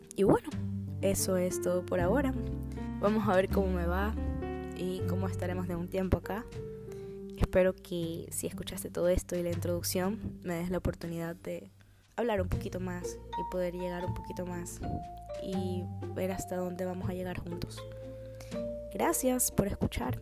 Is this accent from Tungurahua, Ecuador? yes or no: no; Guayaquil, Guayas, Ecuador; now in Chicago, United States; resido actualmente en la ciudad de Chicago, en Estados Unidos, pero soy originaria de Guayaquil, Ecuador